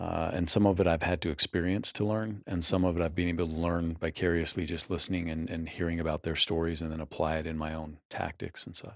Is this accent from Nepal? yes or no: no; Utah, United States; growing up in Utah in the eighties